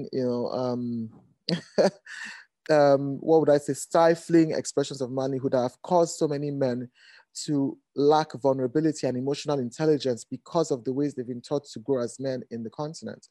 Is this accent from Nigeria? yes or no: yes; Nigeria; I am a Nigerian and African designer.